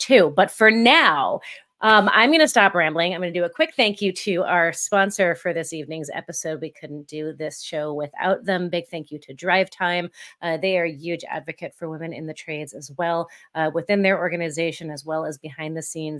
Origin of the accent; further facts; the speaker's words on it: Essex County, New Jersey, United States; moved away; I grew up, um, in North Jersey